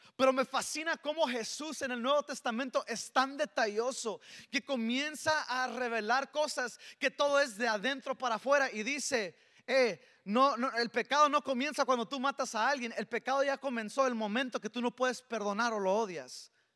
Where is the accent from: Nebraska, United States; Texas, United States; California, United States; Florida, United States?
Texas, United States; El Paso; soy, soy del Paso, Texas y, y, soy, tengo un serio problema de spanglish